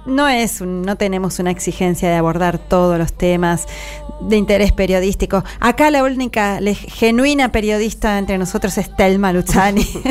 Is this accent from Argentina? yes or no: yes; Argentina; nuestra Argentina